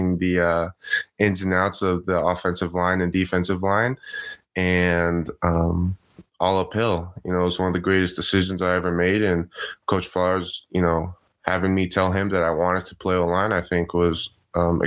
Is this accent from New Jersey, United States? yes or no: no; San Juan Capistrano, California, United States; I was at a really small Christian school or private school in my hometown, San Juan